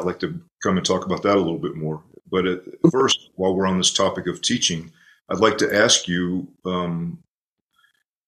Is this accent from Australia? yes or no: no; Atlanta, Georgia, United States; Atlanta, Churchill Grounds. That's my hometown